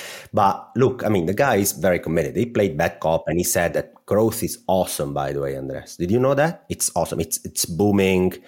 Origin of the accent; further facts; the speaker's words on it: Italy; accent: Italian; I'm going to say this with my Italian accent